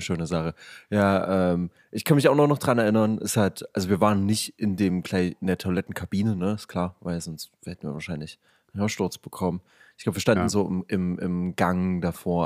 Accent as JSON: {"language": "German", "town": "Leipzig", "region": "Saxony", "country": "Germany", "tie": "born or raised there", "accent": "East German", "said": "wir sind beide ähm, Leipziger"}